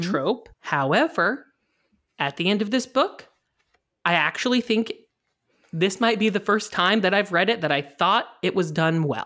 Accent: Indiana, United States; I'm from Indiana

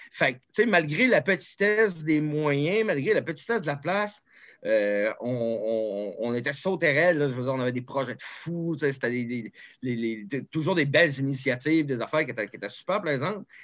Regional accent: Charlevoix, Quebec, Canada; moved away; je viens de Charlevoix

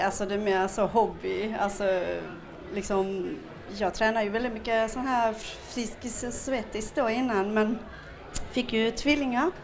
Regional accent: Kristianstad, Skåne, Sweden; Jag kommer från Skåne

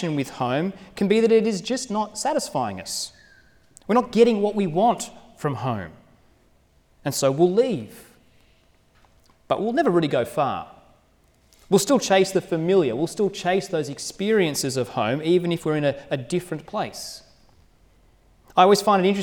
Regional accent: Sydney, New South Wales, Australia; now in Wagga Wagga, Australia; The home I grew up was in Sydney. And I grew up in a hilly, leafy suburb

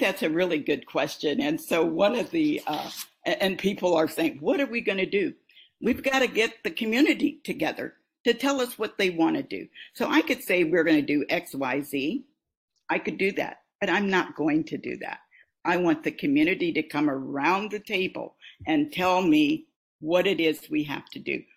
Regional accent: Des Moines, Iowa, United States; the era in which I grew up in Des Moines

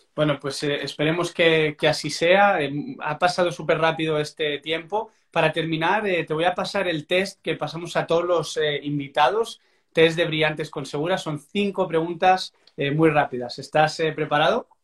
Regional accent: Barcelona, Catalonia, Spain; soy de Barcelona

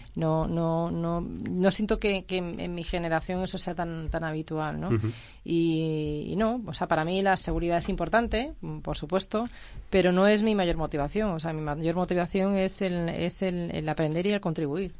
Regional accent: Andalusia, Spain; now in Madrid, Spain; emprendedora andaluza

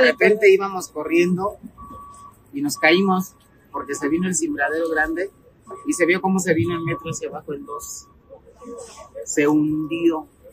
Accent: Tabasco, Mexico; moved away as an adult; now in Mexico City, Mexico; Yo no soy de aquí, yo soy tabasqueño

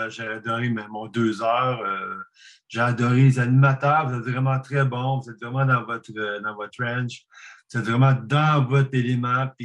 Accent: Gatineau, Quebec, Canada; Gatineau, les deux animateurs, on est Gatineau.

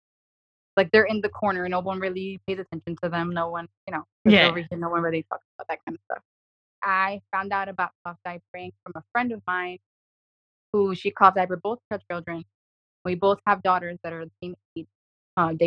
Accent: New York City, New York, United States; I'm from New York City

